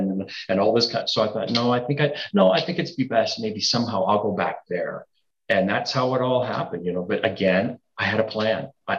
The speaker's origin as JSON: {"language": "English", "town": "Niagara Falls", "region": "Ontario", "country": "Canada", "tie": "born or raised there", "also_born_or_lived": "Toronto", "said": "I was born and raised in Niagara Falls. Mm-hmm. I moved to Toronto, lived there 36 years, and then I just came back home."}